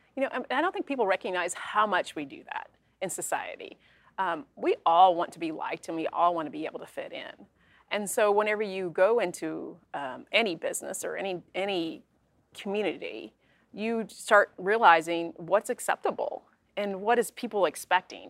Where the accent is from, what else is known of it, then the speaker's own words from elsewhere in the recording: Kentucky, United States; my hometown is pretty hom- homogeneous, um, a lot of same faith, um, same ethnic background um, and very tight community, which a lot of small towns here in Kentucky have.